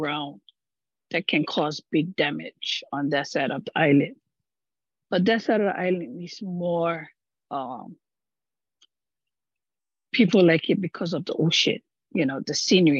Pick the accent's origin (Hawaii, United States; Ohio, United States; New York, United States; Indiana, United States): Hawaii, United States; Maui; I'm from Maui. I live up country Makaurau